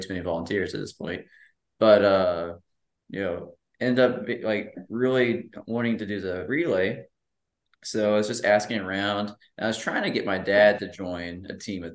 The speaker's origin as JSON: {"language": "English", "town": "Hurricane", "region": "West Virginia", "country": "United States", "tie": "born or raised there", "said": "I literally grew up in Hurricane, went to Hurricane High School, and like this is my hometown race."}